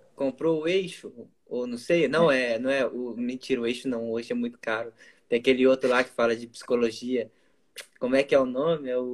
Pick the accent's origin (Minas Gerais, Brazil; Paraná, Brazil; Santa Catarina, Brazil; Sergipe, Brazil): Paraná, Brazil; Medianeira; sou de Medianeira, tenho 24 anos, moro em Medianeira, Paraná